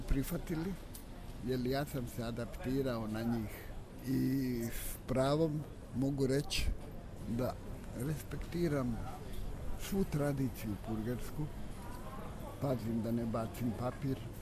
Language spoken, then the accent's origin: Croatian; Travnik, Federation of Bosnia and Herzegovina, Bosnia & Herzegovina; moved away as an adult; now in Zagreb, Croatia; Jer ja dolazim iz Travnika, u jedan veliki grad čija ulica i najmanja ima jednako stanovnika koliko i moj travnik.